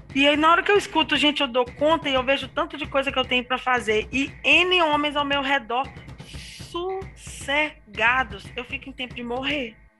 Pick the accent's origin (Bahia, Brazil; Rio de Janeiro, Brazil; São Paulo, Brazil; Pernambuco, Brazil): Pernambuco, Brazil; Tabira; moved away as an adult; also born or lived in Vale do Aço, Minas Gerais; sou natural de Tabira, 35 anos